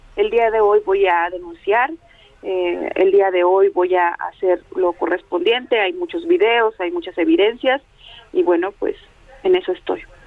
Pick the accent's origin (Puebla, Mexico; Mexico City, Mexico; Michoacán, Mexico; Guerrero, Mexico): Guerrero, Mexico; Atoyac de Álvarez; yo soy de Atoyac de Álvarez, de la Costa Grande de Guerrero